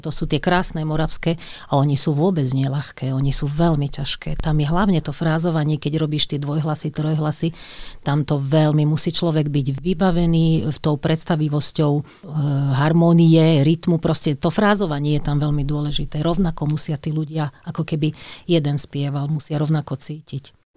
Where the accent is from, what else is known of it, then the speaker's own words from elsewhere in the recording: Radošovce, Trnava Region, Slovakia; also born or lived in Skalica; ja som sa narodila v Skalici, že pochádzam z Radošoviec